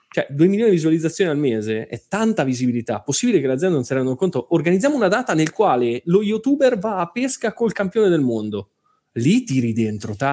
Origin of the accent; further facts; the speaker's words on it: Marche, Italy; È, ma- è marchigiana, tra eh, l'altro, eh, mie- eh, delle mie parti.